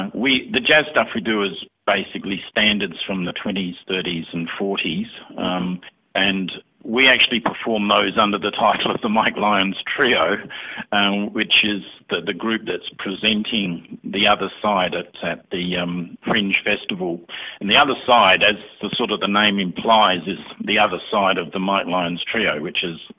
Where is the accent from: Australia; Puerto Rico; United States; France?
Australia; Adelaide, South Australia; now in Canberra, Australia; In fact, Michael and I came from Adelaide to Canberra probably quite some time ago, over 20 years ago.